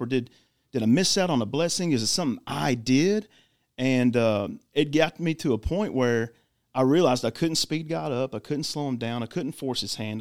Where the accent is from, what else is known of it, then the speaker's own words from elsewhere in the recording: Clarksville, Tennessee, United States; I am born and raised in Clarksville